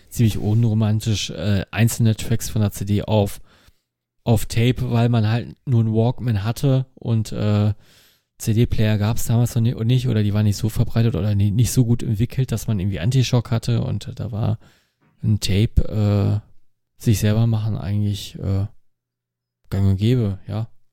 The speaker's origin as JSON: {"language": "German", "town": "Dinslaken", "region": "North Rhine-Westphalia", "country": "Germany", "tie": "born or raised there", "said": "quasi aus meiner Heimatstadt"}